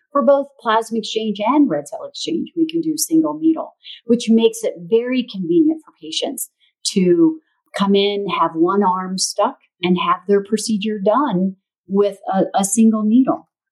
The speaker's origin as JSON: {"language": "English", "region": "Missouri", "country": "United States", "tie": "born or raised there", "also_born_or_lived": "St. Louis, Missouri", "said": "my little hometown in Missouri. Then I moved from my hometown to the big city of St. Louis, Missouri"}